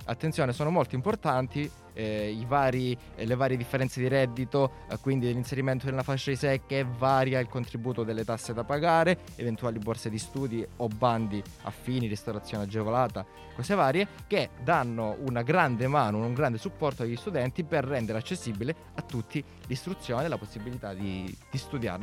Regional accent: Calabria, Italy; now in Milan, Italy; Sono di una City molto ma molto più a sud. Sono calabrese, quindi io so- mi sono trapiantato qui a Milano

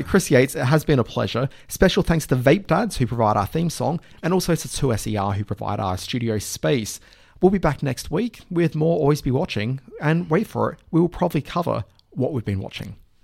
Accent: Adelaide, South Australia, Australia; moved away; also born or lived in Brisbane; kid growing up in Adelaide

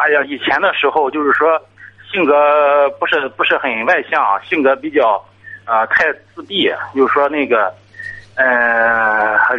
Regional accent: Tai'an, Shandong, China; 我是泰安的

